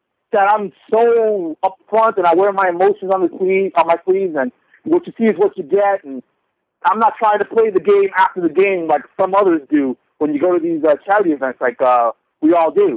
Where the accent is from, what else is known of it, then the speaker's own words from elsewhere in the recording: New York, United States; being a New Yorker, and I live on the west side